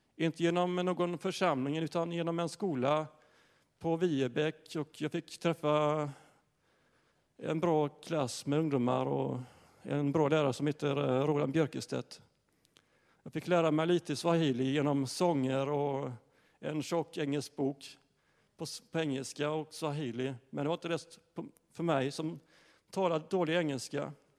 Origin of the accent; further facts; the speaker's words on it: Ryd, Sweden; jag är uppväxt i Ryd